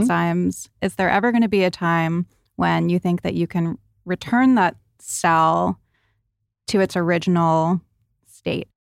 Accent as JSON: {"language": "English", "region": "New England", "country": "United States", "tie": "born or raised there", "said": "growing up in New England especially, we were in the tanning booth every day"}